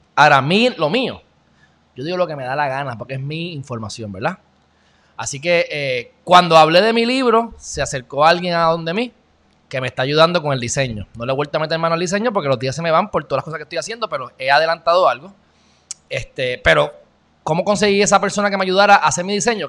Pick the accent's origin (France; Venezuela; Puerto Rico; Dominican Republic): Puerto Rico; un gran puertorriqueño